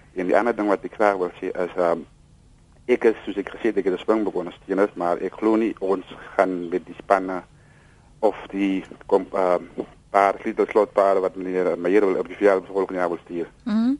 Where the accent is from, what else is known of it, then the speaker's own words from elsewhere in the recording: South Africa; also born or lived in Piketberg; ek is 'n trots Suid-Afrikaner